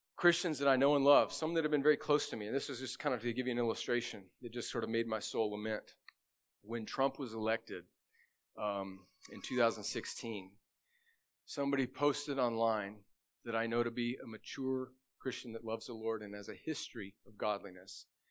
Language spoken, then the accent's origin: English; United States; I was born in America